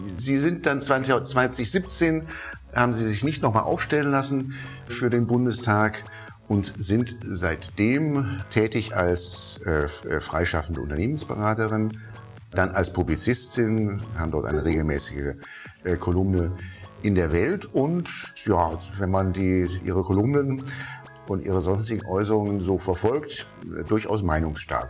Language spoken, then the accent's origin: German; Rhineland, Germany; als gebürtiger Rheinländer